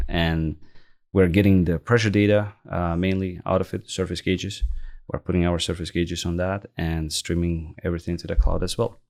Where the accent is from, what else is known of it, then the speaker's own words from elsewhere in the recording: Baku, Azerbaijan; moved away as an adult; also born or lived in Lafayette, Louisiana; now in Canada; I was born and raised in Baku, Azerbaijan